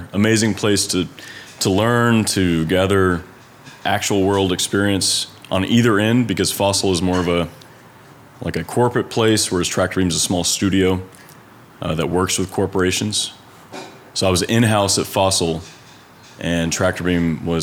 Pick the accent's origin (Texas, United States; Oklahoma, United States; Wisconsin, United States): Texas, United States; Dallas; I'm from Dallas